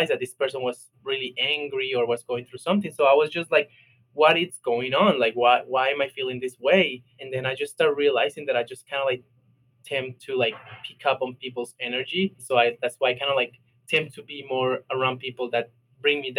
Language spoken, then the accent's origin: English; Colombia; Especially I'm from Colombia. I'm, I'm Latino, so that's like top thing that everybody tells you.